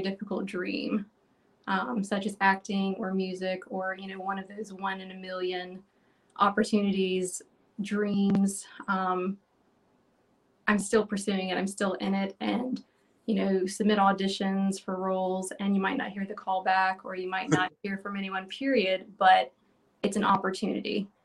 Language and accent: English; North Carolina, United States; I grew up in North Carolina